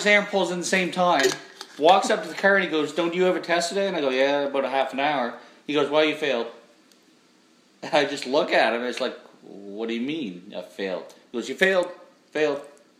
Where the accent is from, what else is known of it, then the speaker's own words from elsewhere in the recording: Charlotte County, New Brunswick, Canada; I'm from Charlotte County.